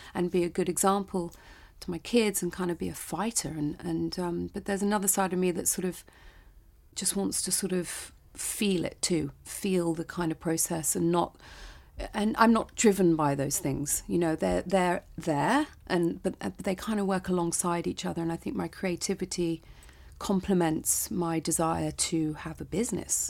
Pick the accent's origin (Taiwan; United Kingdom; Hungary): United Kingdom; I'm British